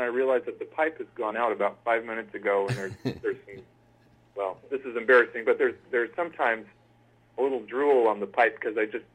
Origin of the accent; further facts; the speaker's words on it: Central Valley, California, United States; I grew up in basically the... I hesitate to use scatological terminology on a family show, but it's the bum crack of California. It's right in the middle. It's the agricultural section.